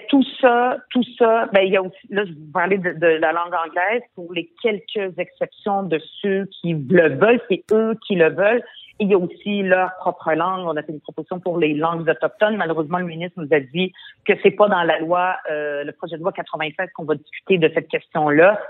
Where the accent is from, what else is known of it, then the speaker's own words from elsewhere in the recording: Montreal, Quebec, Canada; French is a second language; je suis arrivée au Québec à l'âge de 10 ans. Je ne parlais pas un mot de français